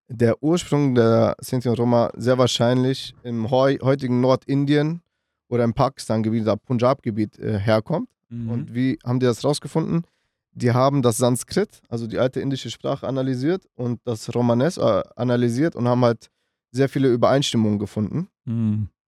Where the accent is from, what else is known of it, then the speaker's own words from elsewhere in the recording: North Macedonia; meine Familie habe ich gerade erzählt, wir kommen aus Mazedonien.